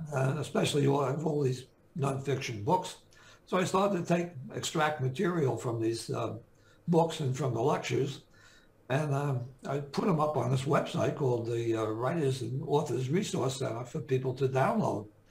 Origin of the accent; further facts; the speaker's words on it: Jersey City, New Jersey, United States; I grew up, I was born and raised in Jersey City